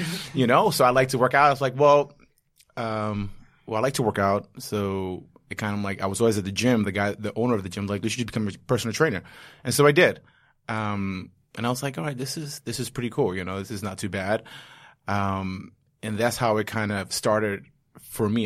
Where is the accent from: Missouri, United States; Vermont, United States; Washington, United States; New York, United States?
New York, United States; New York City; I'm a New Yorker and a former Marine